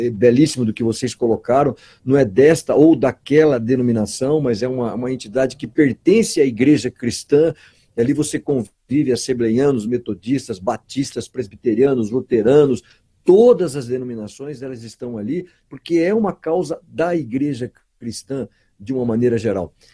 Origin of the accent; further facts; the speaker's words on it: Brazil; Porque às vezes, como brasileiros, nós temos tantas coisas que às vezes nos alegram, né?